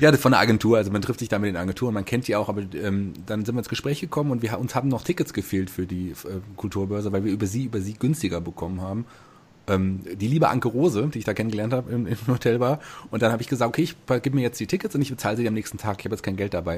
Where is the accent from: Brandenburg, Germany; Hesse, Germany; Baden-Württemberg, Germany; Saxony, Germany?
Hesse, Germany; als Hesse